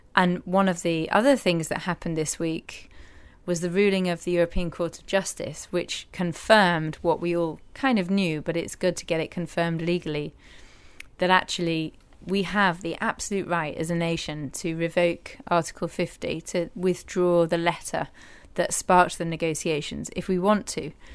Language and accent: English; Yorkshire and the Humber, United Kingdom; moved away; also born or lived in Newcastle; growing up in East Yorkshire